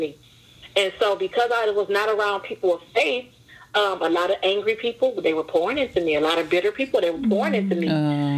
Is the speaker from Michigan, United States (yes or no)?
yes; Detroit, Michigan, United States; I grew up in Detroit, one of the roughest zip codes in Detroit